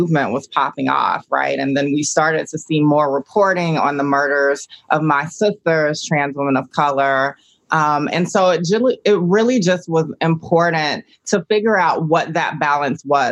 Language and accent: English; Augusta, Georgia, United States; I grew up in Augusta, Georgia.